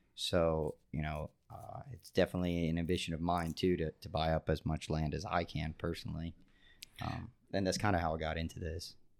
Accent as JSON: {"language": "English", "area": "Brevard County", "region": "Florida", "country": "United States", "tie": "born or raised there", "also_born_or_lived": "Glades County, Florida", "said": "I grew up in Brevard, uh, on the Indian River Lagoon"}